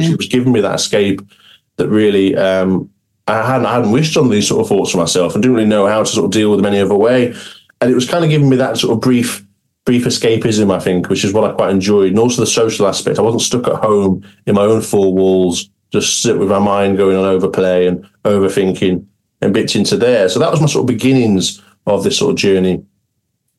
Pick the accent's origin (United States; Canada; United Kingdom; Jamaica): United Kingdom; Cumbria, North West England; I'm originally from Cumbria, where I'm based now